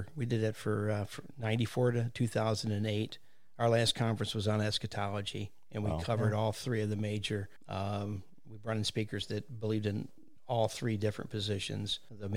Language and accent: English; United States; I live in Green Hills out here. So, and again, this is my hometown. Graduated in 69.